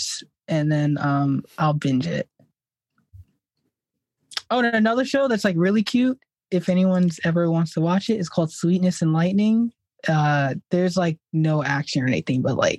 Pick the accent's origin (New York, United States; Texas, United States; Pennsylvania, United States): New York, United States; I'm from New York. Yeah, I live in Queens at the moment